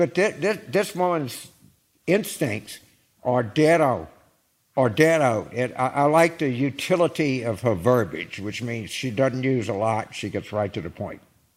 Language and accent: English; Louisiana, United States; Because I'm from Louisiana, I think food should taste good.